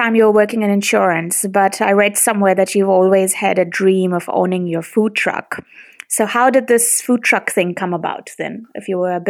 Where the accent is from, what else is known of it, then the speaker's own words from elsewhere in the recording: India; now in New Zealand; So when we moved to New Zealand, which was I think back in 2002, obviously, being Indian, I had eaten a lot of coriander.